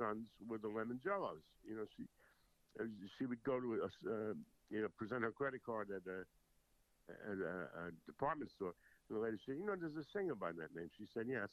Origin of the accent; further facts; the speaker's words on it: North Babylon, New York, United States; also born or lived in Jersey City, New Jersey; I was born in Jersey City. And in 1954, we moved, when I was 7, we moved out to Long Island.